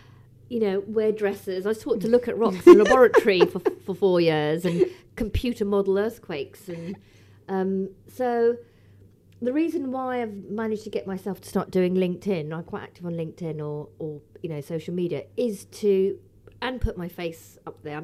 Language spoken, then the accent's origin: English; London, United Kingdom; also born or lived in Liverpool; I'm a Londoner born and bred. Brixton girl, actually